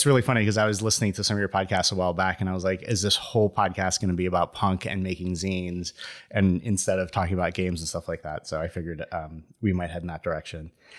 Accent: Venezuela; I lived in Venezuela. So I was born in Venezuela. And we lived in a college town.

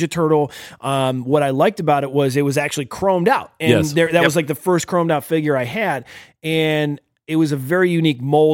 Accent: Northeast Ohio, United States; we're from Northeast Ohio

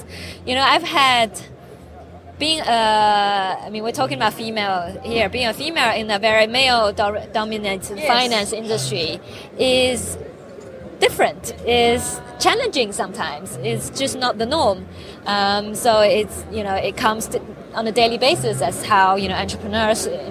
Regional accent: China; now in United Kingdom; I was born in China, grew up in China, and then went to the UK

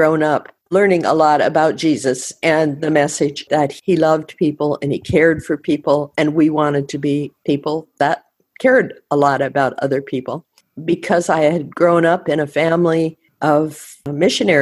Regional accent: Colville, Washington, United States; also born or lived in Decorah, Iowa / Tacoma, Washington / Tanzania / India; we had to move every once in a while, and we moved from Iowa to the state of Washington, and I grew up in two small towns in Washington, Chewila and Colville

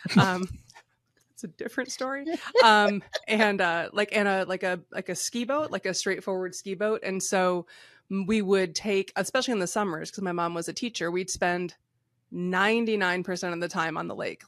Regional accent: Michigan, United States; moved away; also born or lived in West Coast; I grew up in Michigan

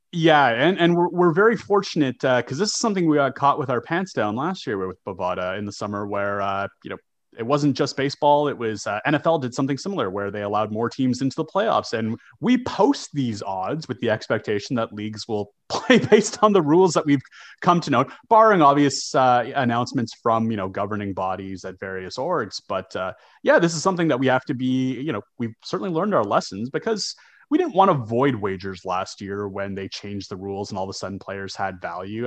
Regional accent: Canada; growing up in Canada

